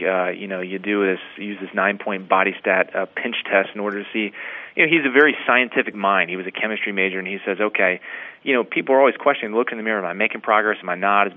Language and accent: English; Dayton, Ohio, United States; Growing up in Dayton, Ohio